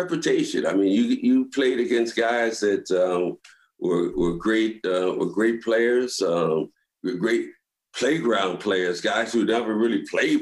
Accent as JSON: {"language": "English", "town": "Philadelphia", "region": "Pennsylvania", "country": "United States", "also_born_or_lived": "Baltimore", "moved": "as an adult", "lives_now": "New York, United States", "said": "I'm from Philly"}